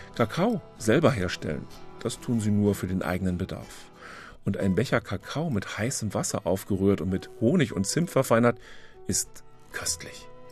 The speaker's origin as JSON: {"language": "German", "region": "Berlin", "country": "Germany", "said": "Würde mir als Berliner ja ganz gut gefallen"}